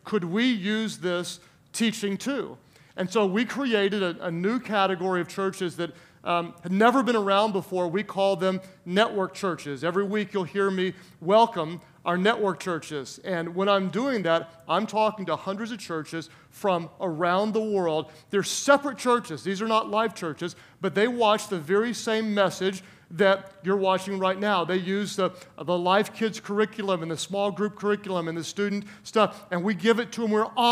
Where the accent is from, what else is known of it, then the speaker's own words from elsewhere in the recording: Oklahoma, United States; a rural town in my home state, Oklahoma